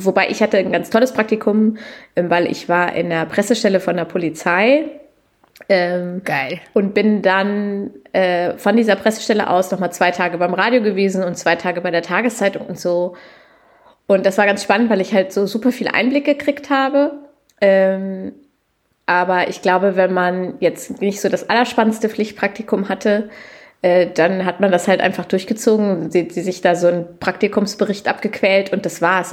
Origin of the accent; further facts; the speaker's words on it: Lower Saxony, Germany; gebürtige Niedersächsin